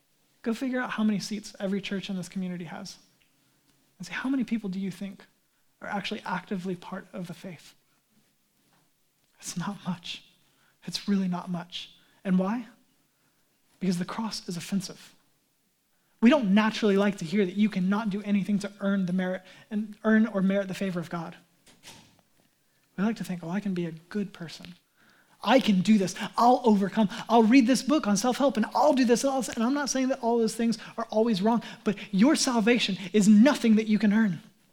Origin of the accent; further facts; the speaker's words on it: United States; Whoa, I'm American. I'm a self-made man.